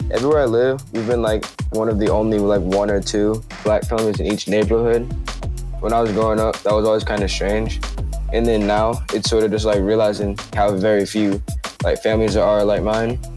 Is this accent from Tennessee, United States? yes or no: no; Chapel Hill, North Carolina, United States; I'm 15 and I'm from Chapel Hill, North Carolina.